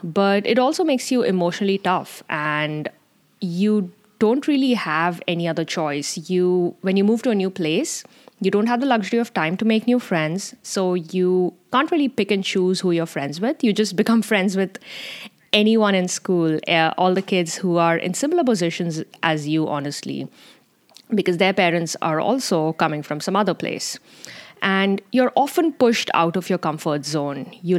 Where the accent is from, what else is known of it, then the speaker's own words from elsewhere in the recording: India; Another theme growing up as Indian Army brats is that you're often very close to nature, living in the remotest of areas in India. Misamari, Dharangdhara, Pathankot, Imphal, Partapur, Dimapur.